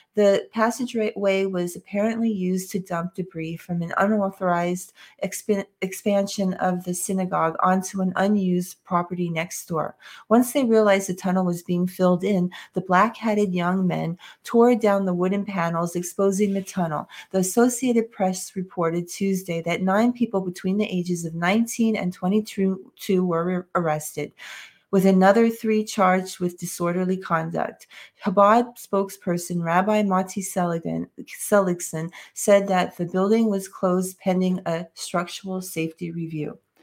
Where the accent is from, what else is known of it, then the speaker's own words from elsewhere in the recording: New York, United States; I'm from New York, and in New York, we all had to hear about Donald in the tabloids